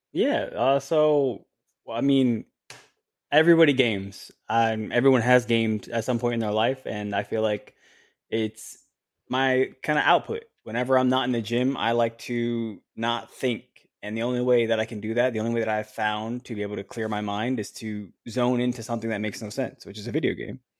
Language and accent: English; Orlando, Florida, United States; right in my hometown